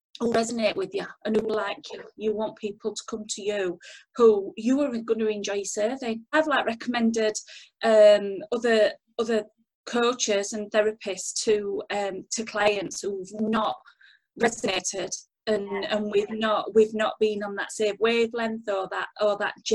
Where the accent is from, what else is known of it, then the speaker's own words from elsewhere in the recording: United Kingdom; we're British